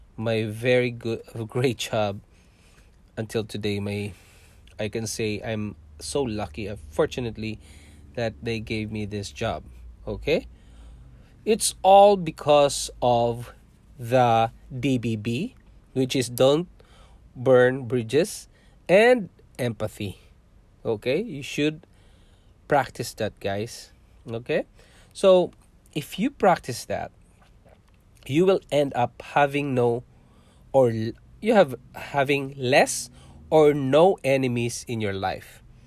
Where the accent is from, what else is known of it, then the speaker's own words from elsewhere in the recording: southern Philippines, Philippines; moved away as an adult; also born or lived in Singapore; now in Canada; I have lots of friends, guys, when I was in our hometown, and that is in south of Philippines